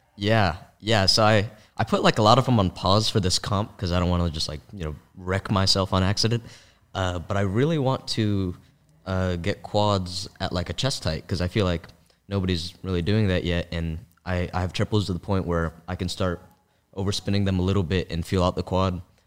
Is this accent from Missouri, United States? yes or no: no; San Francisco, California, United States; also born or lived in Palo Alto area; when I was growing up in San Francisco